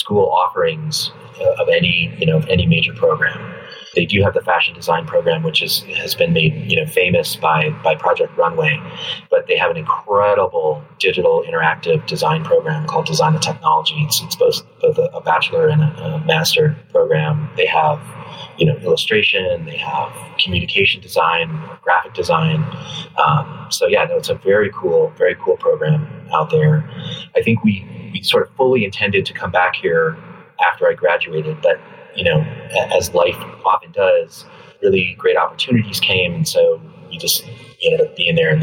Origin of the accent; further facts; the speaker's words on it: Colorado, United States; moved away as an adult; now in Los Angeles, United States; I'm originally from the West. I grew up in Colorado